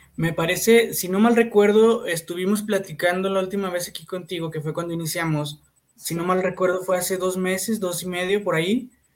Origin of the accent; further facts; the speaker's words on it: Fresnillo, Zacatecas, Mexico; yo soy de Fresnillo